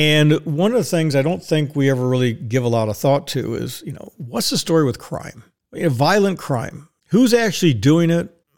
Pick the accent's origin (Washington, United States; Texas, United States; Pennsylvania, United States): Texas, United States; Dallas; I'm a Texan. Born in the great state of Texas, big D, little A, double L-A-S, Dallas.